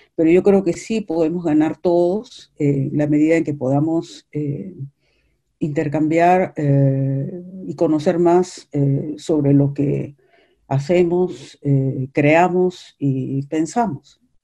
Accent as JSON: {"language": "Spanish", "country": "Peru", "said": "los tres somos peruanos"}